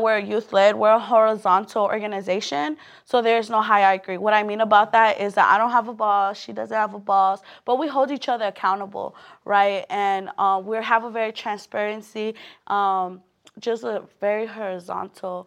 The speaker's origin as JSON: {"language": "English", "town": "Los Angeles", "region": "California", "country": "United States", "tie": "born or raised there", "said": "born and raised in South Central"}